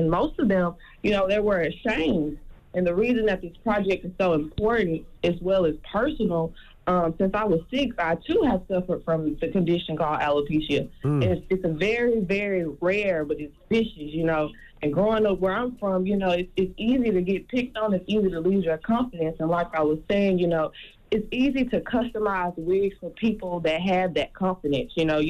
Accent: Memphis, Tennessee, United States; I'm 21 years old. I'm from Memphis, Tennessee, of course.

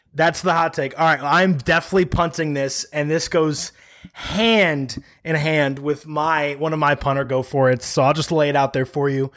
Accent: Chicago, Illinois, United States; I'm a Chicagoan. We add extra S's and N's on things. I think half the city still calls Mitch Trubisky Trubinski, so it's not my fault. It's how I was raised.

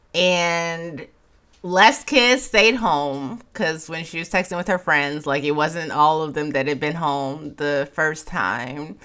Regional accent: Chicago, Illinois, United States; moved away; I'm from Chicago

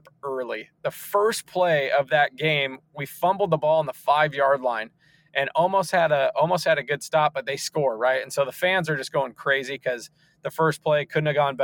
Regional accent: Seattle, Washington, United States; growing up in Seattle and watching the Seahawks

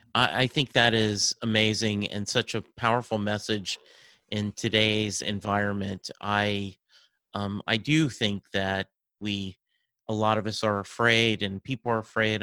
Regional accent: Dallas, Texas, United States; I'm from Dallas, Texas.

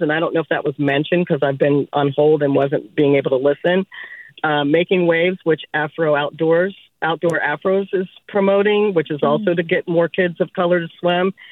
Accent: Columbus, Ohio, United States; now in Oakland, United States; I grew up in Columbus, Ohio

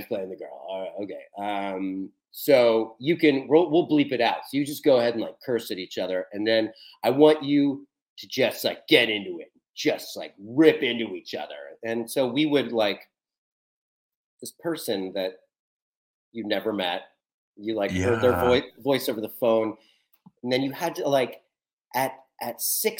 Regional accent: Columbus, Ohio, United States; moved away; I'm from Columbus, Ohio.

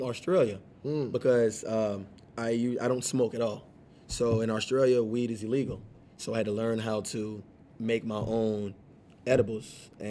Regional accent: Atlanta, Georgia, United States; I'm from Atlanta.

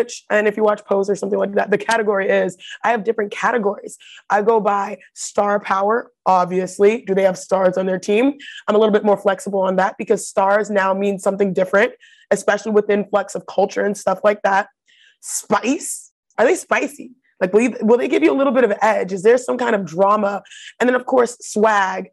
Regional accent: Houston, Texas, United States; moved away; also born or lived in Connecticut / Los Angeles; I am from Houston

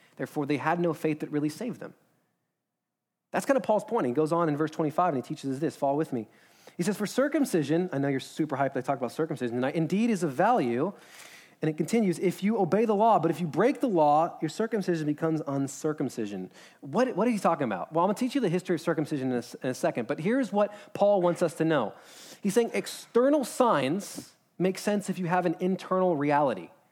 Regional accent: United States; as an American

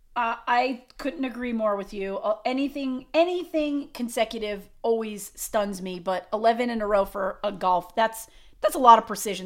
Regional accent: Long Island, New York, United States; When I was a kid, I grew up on Long Island

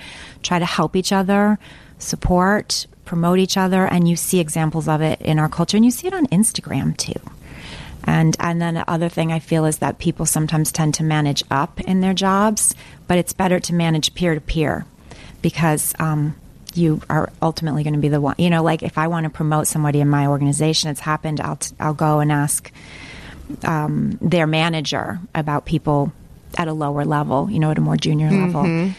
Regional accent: Midwest, United States; because I came from the Midwest. And I could see that I didn't really have any of the things that here, especially on the East Coast, especially back then, that people thought you needed to succeed.

